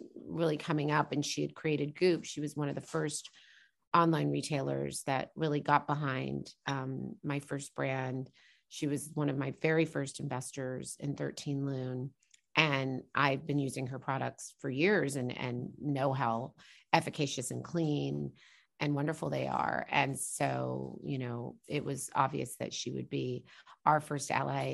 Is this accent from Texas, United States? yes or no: no; Norman, Oklahoma, United States; also born or lived in New York / New Jersey; because I grew up in a college town, I would say, you know, Norman, where I grew up